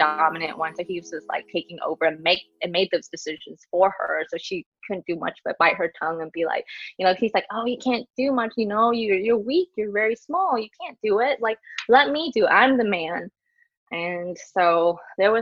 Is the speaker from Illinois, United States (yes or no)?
no; Fort Smith, Arkansas, United States; moved away; I was born and raised there